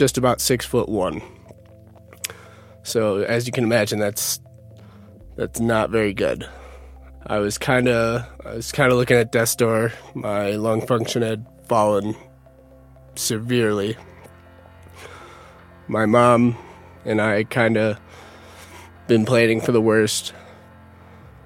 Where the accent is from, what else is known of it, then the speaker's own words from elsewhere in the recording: Utica, New York, United States; moved away as an adult; now in Denver, United States; I'm originally from Utica, New York. I just moved to Denver.